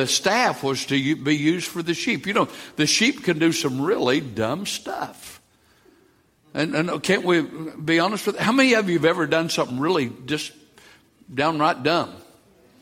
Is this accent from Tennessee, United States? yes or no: yes; East Tennessee, United States; moved away; I grew up in the mountains of East Tennessee, in the Smoky Mountains